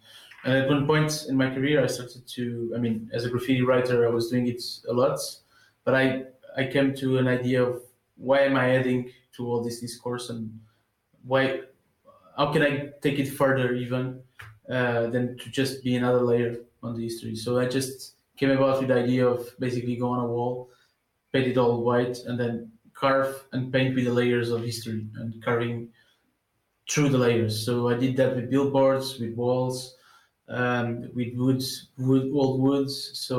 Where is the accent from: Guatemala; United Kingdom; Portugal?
Portugal; Lisbon; born there; I was born in the south side of Lisbon, so it's mostly working class neighborhoods